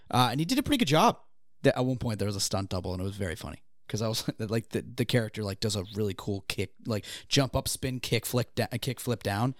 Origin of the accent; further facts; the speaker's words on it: Gloucester, Massachusetts, United States; my hometown was also like a, um, uh, like a getaway for a lot of celebrities